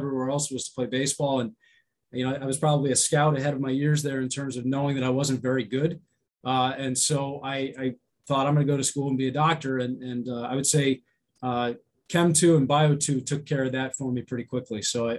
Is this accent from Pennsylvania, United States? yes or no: yes; Pennsylvania, United States; also born or lived in California / Georgia / Ohio; California, Georgia, Ohio. I was born outside of Cleveland and a lot of Pennsylvania, though, growing up.